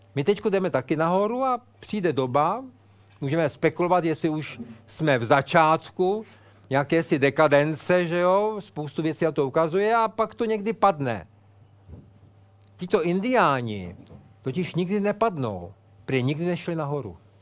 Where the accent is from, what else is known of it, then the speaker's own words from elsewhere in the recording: Prague, Czechia; jsem odtud, jsem z Prahy